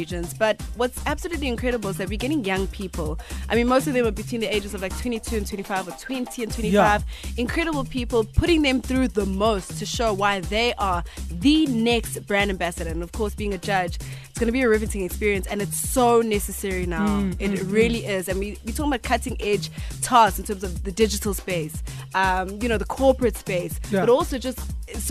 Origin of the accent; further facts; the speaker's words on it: Durban, KwaZulu-Natal, South Africa; moved away as an adult; now in Johannesburg, South Africa; I'm from La Lucia